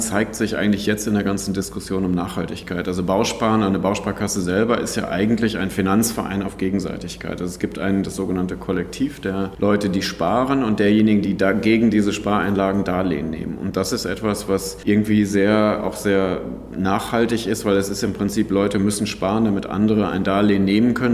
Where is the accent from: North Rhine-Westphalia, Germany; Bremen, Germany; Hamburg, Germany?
North Rhine-Westphalia, Germany; moved away; also born or lived in Frankfurt / London / Madrid / Bonn; Ursprünglich bin ich aus Ostwestfalen, insofern ist das auch mentalitätsmäßig nicht ganz fern von dem, wo ich mal herkomme.